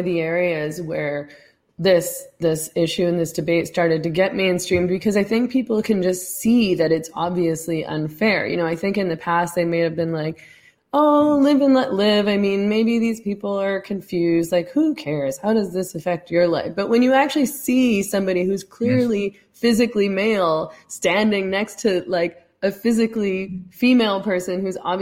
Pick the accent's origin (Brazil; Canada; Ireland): Canada; Vancouver, British Columbia; moved away; I'm from Vancouver, although I've left.